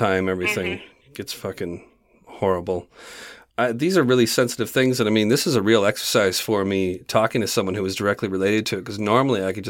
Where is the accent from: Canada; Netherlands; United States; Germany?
Canada; I'm from Canada